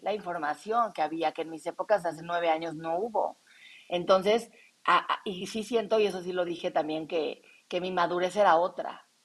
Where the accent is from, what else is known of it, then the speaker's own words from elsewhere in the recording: Mexico; aquí, en mi país